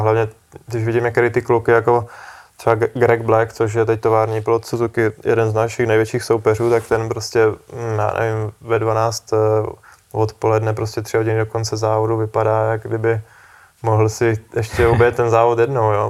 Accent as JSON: {"language": "Czech", "country": "Czechia", "said": "byli jsme dva Češi"}